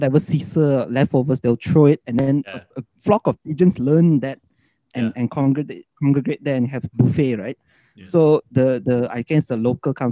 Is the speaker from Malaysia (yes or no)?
yes; Ipoh, Perak, Malaysia; moved away; also born or lived in Kuala Lumpur; I was born in Ipoh, like really Chinese